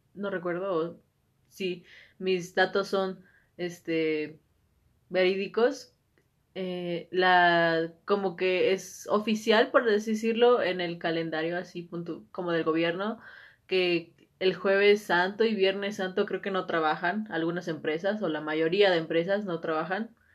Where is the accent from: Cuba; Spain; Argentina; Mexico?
Mexico; nosotros como sociedad mexicana